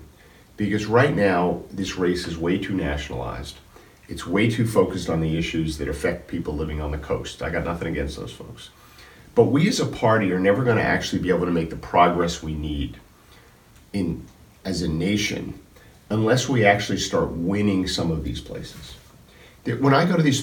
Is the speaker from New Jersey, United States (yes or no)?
yes; New Jersey, United States; I grew up in a blue-collar family, in a two-family house in a blue-collar neighborhood in North Jersey